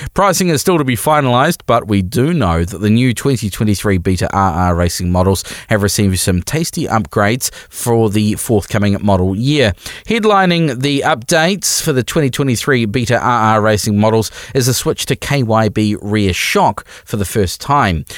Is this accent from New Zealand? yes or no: yes; New Zealand; We are a Kiwi motorcycling podcast made by Kiwi riders for Kiwi riders